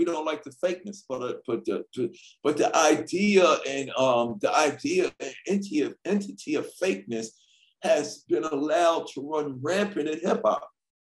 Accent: Canada; when we were little kids growing up in Canada, 1985, we saw the … … video.

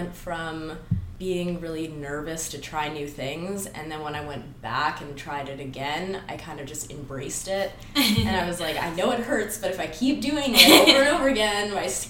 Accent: Sunshine Coast, British Columbia, Canada; born or raised there; moved away as an adult; also born or lived in Vancouver / Victoria / New Westminster; now in Calgary, Canada

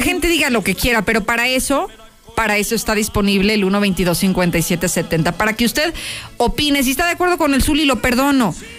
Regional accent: Guadalajara, Jalisco, Mexico; el Chivas, el equipo de mi tierra

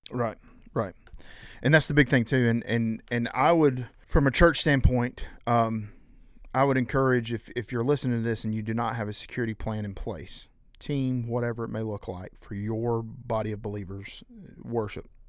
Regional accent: South Carolina, United States; we, we're from South Carolina

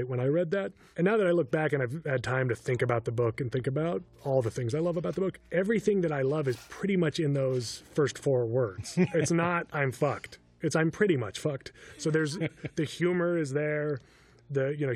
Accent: Los Alamos, New Mexico, United States; I grew up in Los Alamos, New Mexico, surrounded by scientists

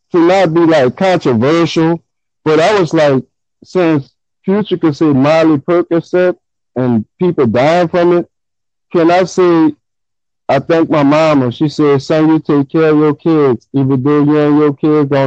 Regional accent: New Orleans, Louisiana, United States; I'm from Gentilly, New Orleans, but I'm originally from the Ninth Ward. So, like my family, my whole family from the Ninth Ward, and I grew up in the Gentilly.

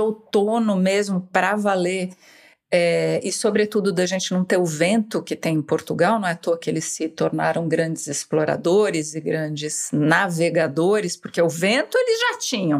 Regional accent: São Paulo, Brazil; moved away as an adult; Eu sou escritora, tenho 55 anos, nasci em São Paulo

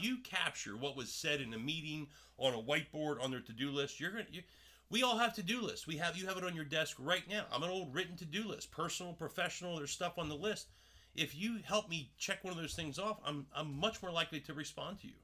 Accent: Paulsboro, New Jersey, United States; I grew up in Jersey.

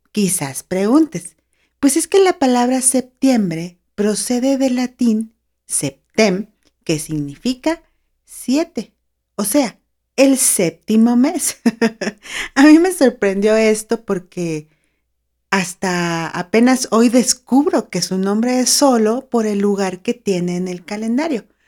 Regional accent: Mexico; also born or lived in San Luis Potosí; acá en mi país, México

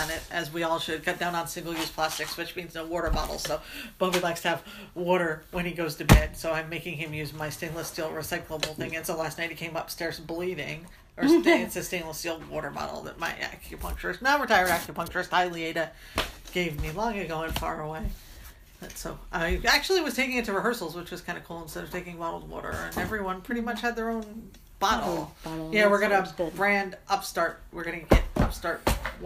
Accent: Barnegat Bay, New Jersey, United States; we grew up on Barnegat Bay, of like 15 minutes from Long Beach Island via a bridge

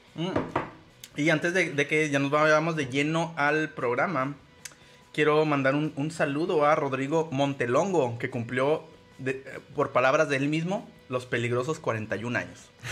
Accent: Ciudad Juárez, Chihuahua, Mexico; no soy de Juárez, pero viví toda mi infancia ahí

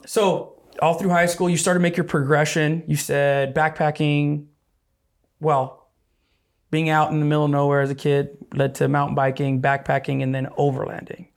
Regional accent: Arizona, United States; growing up in Arizona

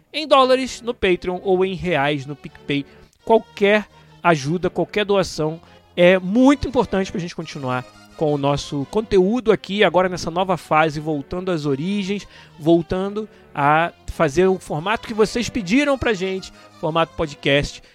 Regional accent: Rio de Janeiro, Brazil; de onde eu venho, do Rio de Janeiro

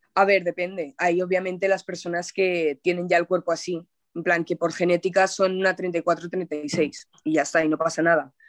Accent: Zaragoza, Aragon, Spain; en mi ciudad natal, en Zaragoza

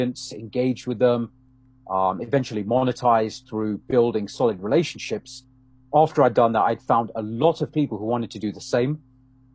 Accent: London, United Kingdom; moved away as an adult; now in Canada; I'm originally from London in the UK. Been living in Canada, around 12 odd years now

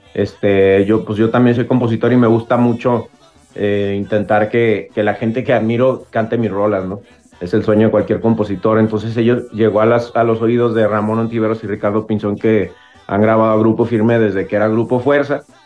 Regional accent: Guadalajara, Jalisco, Mexico; creciendo aquí en Guadalajara hay muchísima, muchísima influencia de la música de Sinaloa

